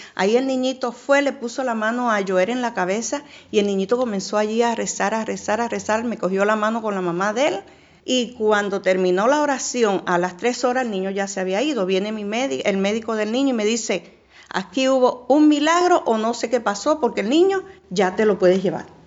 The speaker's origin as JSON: {"language": "Spanish", "country": "Puerto Rico", "also_born_or_lived": "Panama", "moved": "yes", "lives_now": "Miami, United States", "said": "Soy puertorriqueña"}